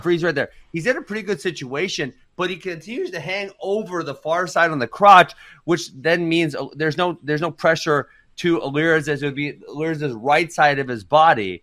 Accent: Wisconsin, United States; born or raised there; also born or lived in Cedar Rapids, Iowa / Cincinnati, Ohio

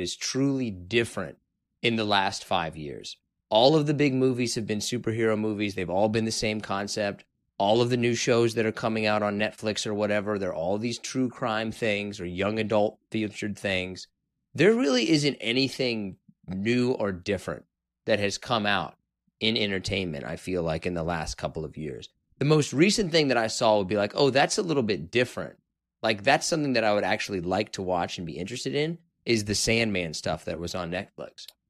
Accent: Kansas, United States; I was from Kansas

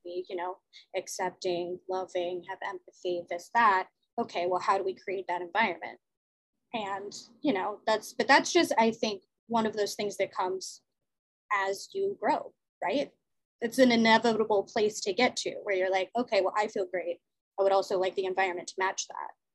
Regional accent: Los Angeles, California, United States; now in Jersey City, United States; I was born in LA, I was born in Venice Beach

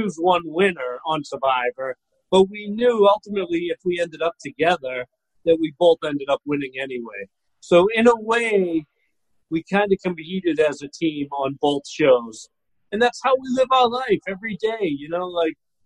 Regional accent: Boston, Massachusetts, United States; moved away as an adult; now in Florida, United States; originally I'm from Boston. I live in Florida now, like any smart Bostonian does when they come of age.

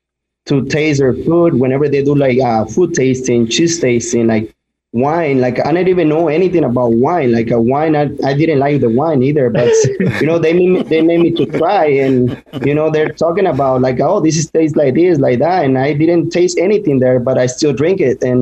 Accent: Mexico; now in United States; That was my first job, actually, when I came from Mexico.

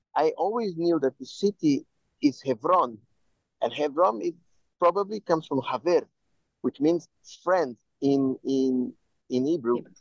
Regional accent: Brazil; I am Jew, I am Jew from Brazil

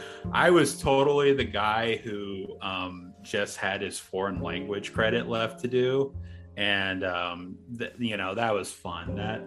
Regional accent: Galesburg, Illinois, United States; also born or lived in Downers Grove, Illinois / Urbana-Champaign, Illinois / Kenosha, Wisconsin; Yeah, so I grew up in Galesburg. Unfortunately, I don't get to carry the moniker born and raised, because I was born and then my parents moved to town 2 months afterwards. So I was born in Downers Grove

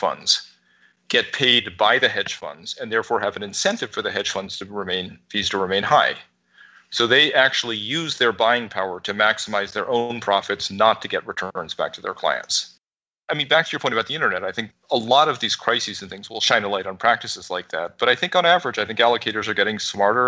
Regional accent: New York, United States; because I'm a New Yorker and I've lived through 9/11.

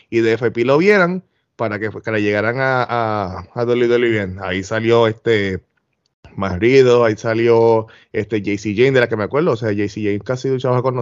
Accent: Puerto Rico; now in Florida, United States; pues yo voy a traer un poquito de las, de las ideas que yo vengo de Puerto Rico, pero las voy a aplicar a lo que es el old school

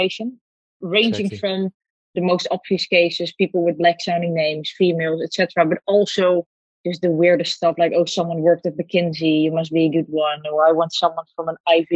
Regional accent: Netherlands; I was born in the Netherlands

